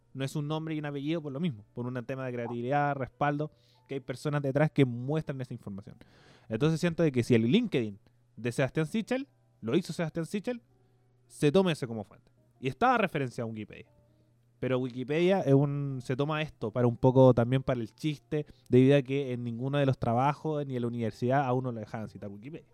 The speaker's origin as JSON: {"language": "Spanish", "country": "Chile", "said": "como chilenos"}